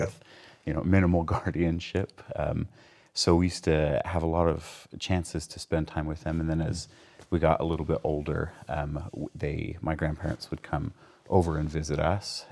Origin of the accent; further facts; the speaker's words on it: Provo, Utah, United States; Provo's home